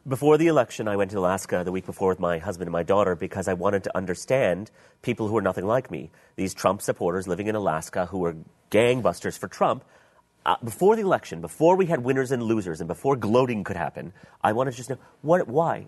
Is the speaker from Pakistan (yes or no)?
yes; Pakistan; I was from Pakistan